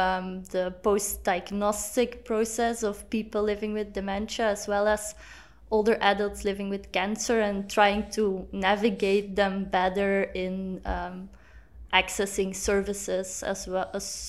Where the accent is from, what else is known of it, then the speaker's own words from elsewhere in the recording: Belgium; I'm from Belgium. I'm a postdoc researcher based in Belgium, in Brussels, as well as in Ghent.